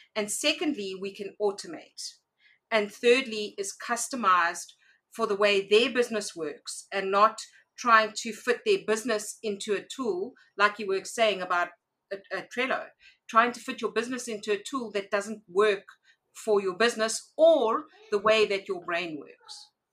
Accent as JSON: {"language": "English", "country": "South Africa", "said": "I am a South African entrepreneur"}